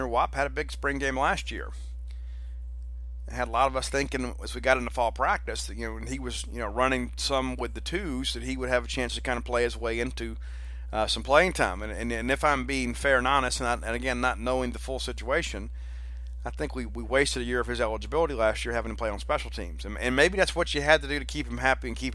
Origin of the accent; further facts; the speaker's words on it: East Marion, Mississippi, United States; moved away; my hometown